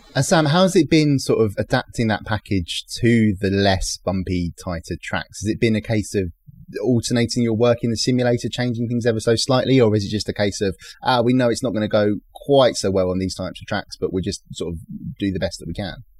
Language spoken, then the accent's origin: English; London, United Kingdom; I was born and raised in East London